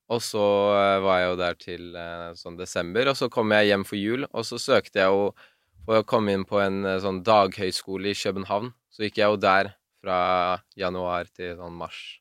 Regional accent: Oslo, Norway; Jeg er fra Bislett.

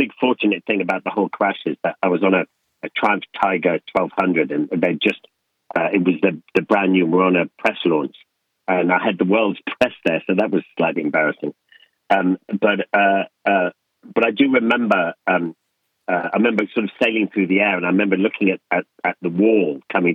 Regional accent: Leinster, Ireland; when I grew up in Ireland with my dad, Sir John Boorman

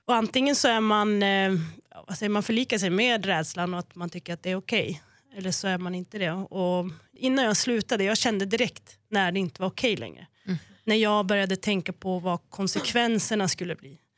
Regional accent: Norrland, Sweden; som norrlänning

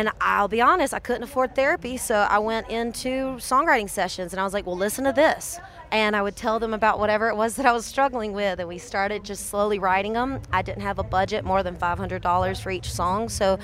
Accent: South Georgia, United States; I'm from South Georgia

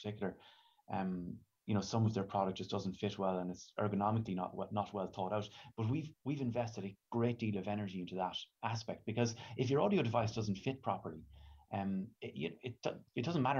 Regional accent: Ireland; here in Ireland

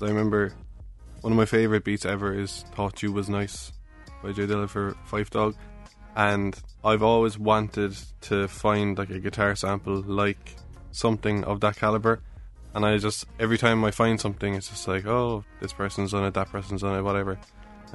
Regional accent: Cork, Munster, Ireland; accent: Irish; I'm from Cork

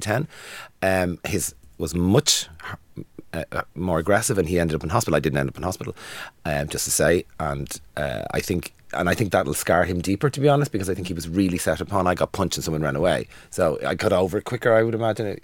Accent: Dublin, Leinster, Ireland; I'm from Dublin

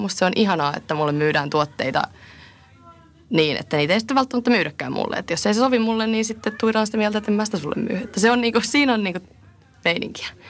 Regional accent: Tampere, Pirkanmaa, Finland; also born or lived in Bristol, United Kingdom; mä oon tamperelainen direktööri

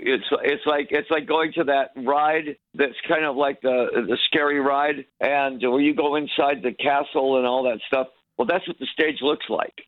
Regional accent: Detroit, Michigan, United States; born or raised there

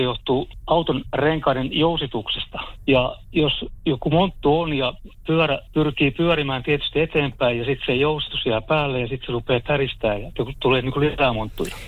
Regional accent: Forssa, Tavastia Proper, Finland; meillä Forssassa

